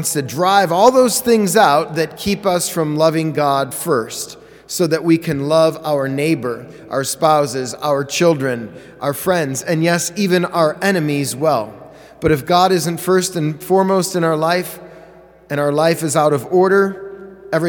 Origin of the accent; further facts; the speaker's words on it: Parma, Ohio, United States; also born or lived in Cleveland, Ohio; I'm from Parma.